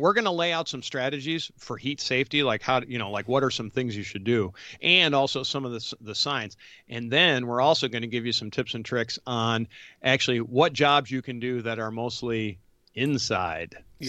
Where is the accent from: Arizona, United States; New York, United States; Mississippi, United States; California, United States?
New York, United States; growing up outside of Rochester, I remember looking at Chicago going, man, like mostly in the wintertime